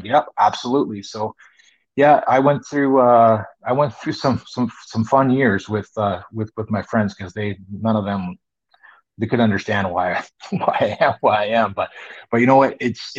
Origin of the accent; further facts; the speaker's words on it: Vancouver, British Columbia, Canada; I grew up in Vancouver, so the weather wasn't as bad as anything, east of the Rockies in Canada.